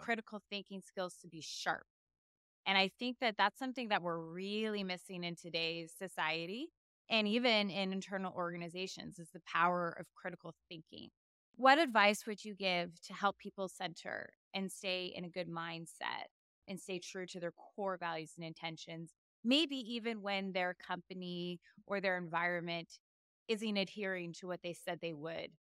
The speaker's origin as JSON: {"language": "English", "town": "San Antonio", "region": "Texas", "country": "United States", "tie": "born or raised there", "said": "my hometown of San Antonio"}